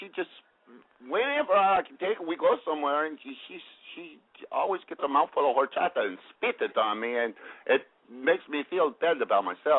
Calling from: Ventura, California, United States; I'm 21 years old, and I'm calling out of the Ventura area.

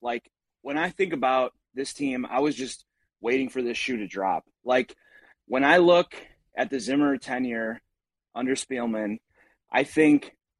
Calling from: Kenosha, Wisconsin, United States; in Kenosha.

